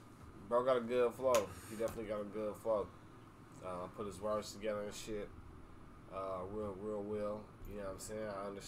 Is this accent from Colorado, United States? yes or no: yes; Aurora, Colorado, United States; Colorado home for me. I'm from Aurora. You know what I'm saying? And I'll be around Aurora and Denver.